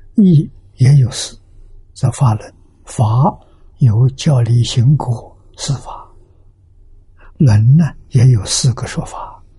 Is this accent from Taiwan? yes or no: no; China; 七十九岁。啊，我们中国人算年年呢，算虚岁，啊，虚岁呢就八十岁。